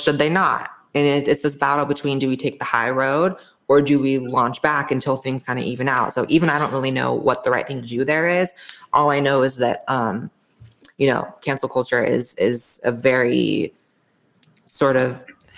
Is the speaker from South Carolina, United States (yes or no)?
no; Los Angeles, California, United States; moved away as an adult; now in Austin, United States; I'm from LA.